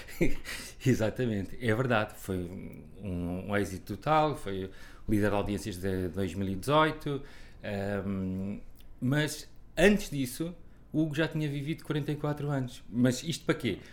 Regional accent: Figueira da Foz, Coimbra District, Portugal; moved away; eu e a minha irmã nascemos na Figueira da Foz

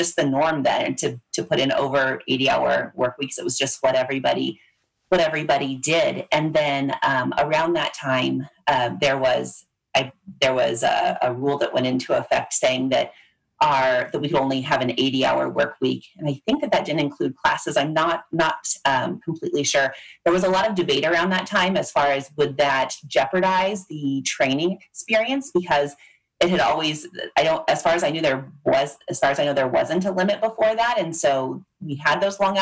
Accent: Loveland, Colorado, United States; also born or lived in Kansas City, Missouri; I came back to my hometown of Loveland, where I still live about an hour outside of Denver.

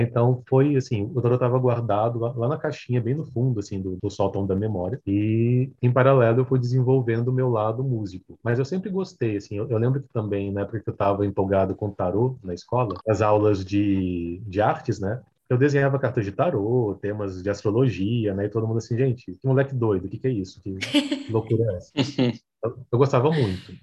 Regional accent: Vitória, Espírito Santo, Brazil; now in São Paulo, Brazil; eu não sou de São Paulo, eu moro em São Paulo, né? Mas eu sou de Vitória, Espírito Santo.

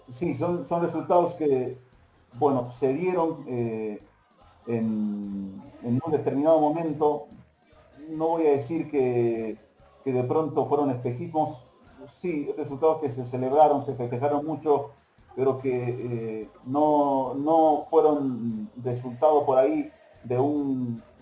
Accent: Bolivia; como bolivianos

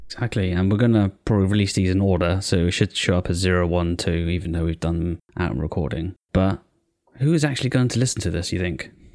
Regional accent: United Kingdom; I'm British as well.

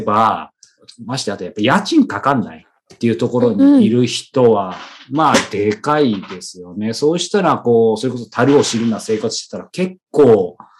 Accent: Yokohama, Kanagawa, Japan; moved away as an adult; also born or lived in Hiroshima; 地元の横浜

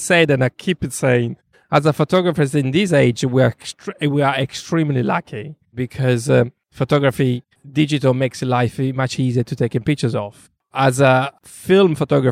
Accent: Sardinia, Italy; accent: Italian; English is a second language; now in London, United Kingdom; I grew up in the island of Sardinia. As a young child, as a young teenager

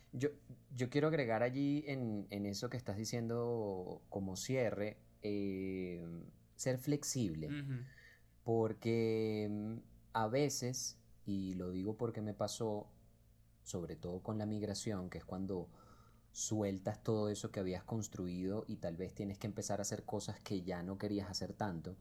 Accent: Venezuela; now in Colombia; somos puros venezolanos detrás de este proyecto, que lo hicimos acá en Colombia

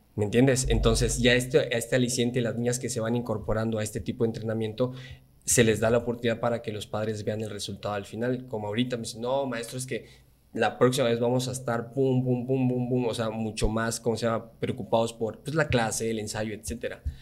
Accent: Campeche, Mexico; soy el único de Campeche

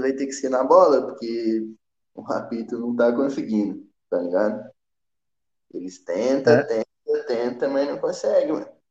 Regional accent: Minas Gerais, Brazil; eu que sou de Minas

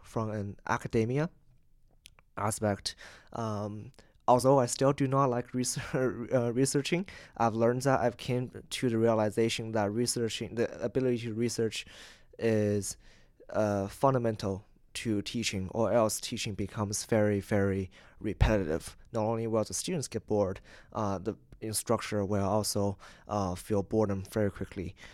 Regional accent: Canada; I'm from Canada, twelve, thirteen hours away on the opposite side of the world.

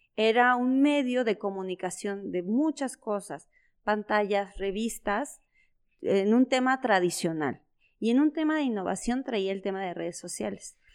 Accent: San Cristóbal de las Casas, Chiapas, Mexico; also born or lived in Puebla; now in Comarca Lagunera, Mexico; toda mi niñez, adolescencia, fue en Chiapas, ¿no? Entonces, ¿en, qué ciudad vivía? En San Cristóbal de las Casas

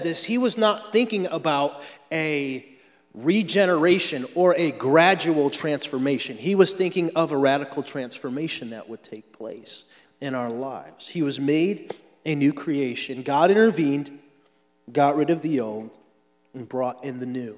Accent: Florida, United States; I'm from Florida

